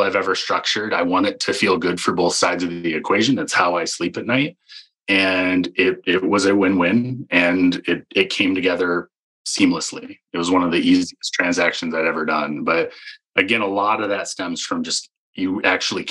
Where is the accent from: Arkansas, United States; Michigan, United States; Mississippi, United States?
Michigan, United States; moved away; I grew up in Michigan